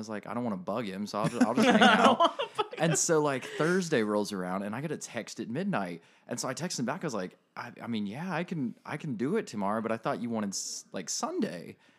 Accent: South Carolina, United States; So I was born in North Carolina.

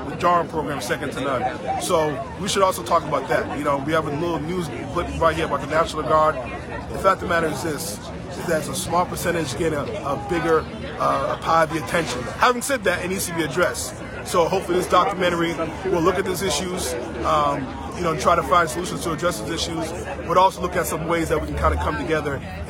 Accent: Brockton, Massachusetts, United States; Brockton, this is my hometown over here

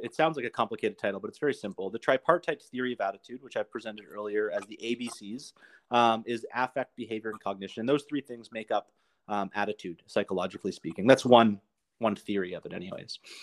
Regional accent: Canada; I'm from Canada

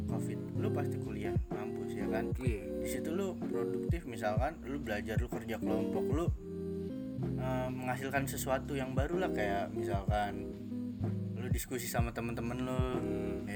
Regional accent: South Jakarta, Jakarta, Indonesia; aku dari Jakarta Selatan

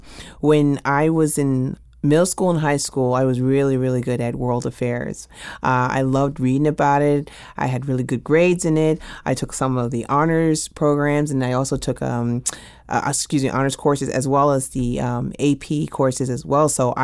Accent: New York, United States; going back to that I'm from New York, I actually experienced 9/11 in 12th grade.

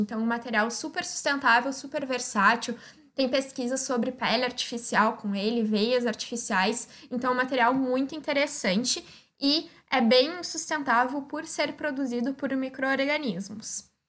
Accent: Osório, Rio Grande do Sul, Brazil; eu sou de Osório, no Rio Grande do Sul, que é uma cidade de 45 mil habitantes

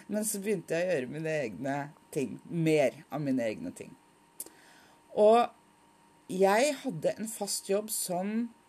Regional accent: Oslo, Norway; now in Nordland, Norway; Og jeg er opprinnelig fra Oslo. Nå bor jeg i Nordland.

